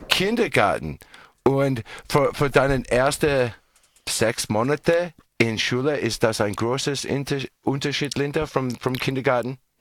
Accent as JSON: {"language": "German", "country": "Australia", "second_language": "German", "said": "Bei uns in Australien"}